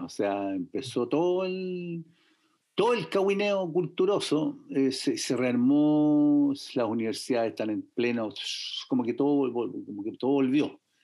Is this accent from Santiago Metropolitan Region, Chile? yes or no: no; Valparaíso, Chile; also born or lived in San Antonio, Chile; soy porteño